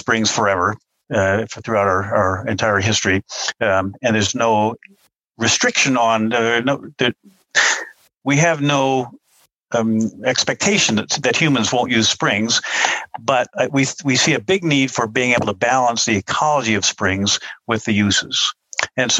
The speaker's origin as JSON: {"language": "English", "region": "Northern New Hampshire", "country": "United States", "tie": "born or raised there", "moved": "yes", "said": "I come from Northern New Hampshire originally. My family's got 13 generations up there."}